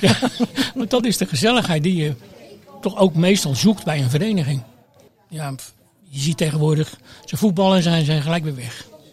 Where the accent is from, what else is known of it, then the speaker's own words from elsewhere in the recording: Rotterdam, South Holland, Netherlands; moved away as an adult; also born or lived in Amsterdam; now in Krimpen aan den IJssel, Netherlands; Ik kom uit Delfshaven